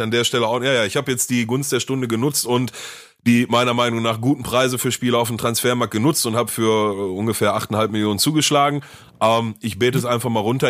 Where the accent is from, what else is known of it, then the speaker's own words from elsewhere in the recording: Essen, North Rhine-Westphalia, Germany; bei uns in Essen